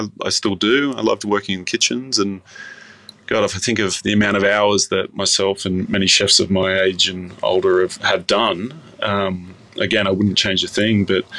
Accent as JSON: {"language": "English", "town": "Baulkham Hills", "region": "New South Wales", "country": "Australia", "tie": "born or raised there", "said": "And growing up in Borkham Hills, so I'd be catching the train at about 6 a.m. in the morning."}